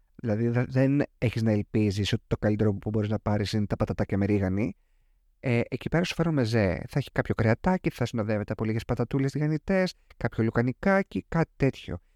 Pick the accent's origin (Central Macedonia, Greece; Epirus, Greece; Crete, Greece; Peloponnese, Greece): Epirus, Greece; Ioannina; Εγώ μεγάλωσα σε αυτό χωριό τέλος πάντων, στα Γιάννενα